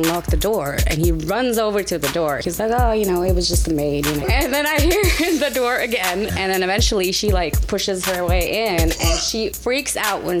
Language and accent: English; Norway; I am from Norway.